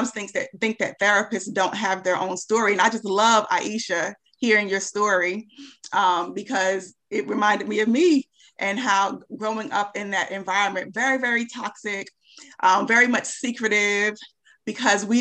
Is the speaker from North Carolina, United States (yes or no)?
yes; Charlotte, North Carolina, United States; I'm from Charlotte